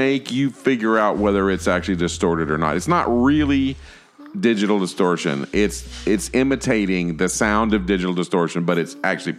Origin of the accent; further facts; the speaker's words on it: Orlando, Florida, United States; I grew up in Orlando.